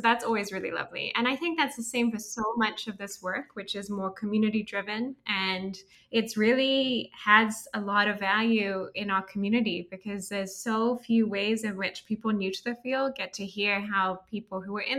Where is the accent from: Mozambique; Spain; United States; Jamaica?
Mozambique; also born or lived in Swaziland / Lesotho / Kenya / Liberia; So I think partly because I grew up in Africa, my parents met in Sudan. So I grew up in Mozambique, Swaziland, Lesotho, Kenya, Liberia, they kept moving.